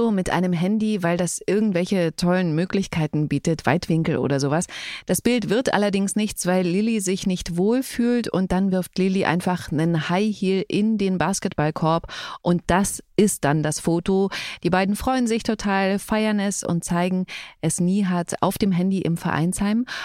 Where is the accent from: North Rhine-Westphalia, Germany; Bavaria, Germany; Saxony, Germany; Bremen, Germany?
Saxony, Germany; born there; Aber sächsisch, also ich finde jetzt, ich komme ja tatsächlich gebürtig aus Sachsen.